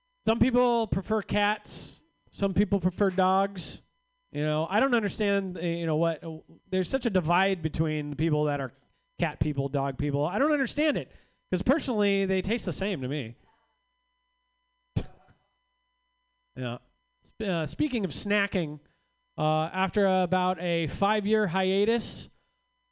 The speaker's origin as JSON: {"language": "English", "town": "Rohnert Park", "region": "California", "country": "United States", "tie": "born or raised there", "moved": "as an adult", "lives_now": "Los Angeles, United States", "said": "I grew up in Rohnert Park."}